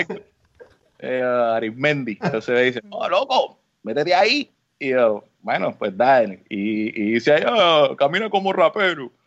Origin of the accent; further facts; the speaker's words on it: San Juan, Puerto Rico; moved away as an adult; also born or lived in Carolina, Puerto Rico / Trujillo Alto, Puerto Rico; now in United States; yo me crié en, Río Piedra, este, entre Río Piedra y Carolina